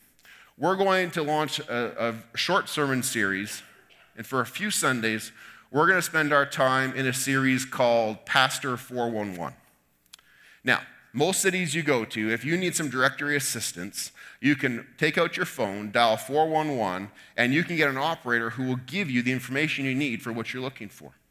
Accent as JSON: {"language": "English", "country": "Canada", "said": "we feel within ourselves as Canadians"}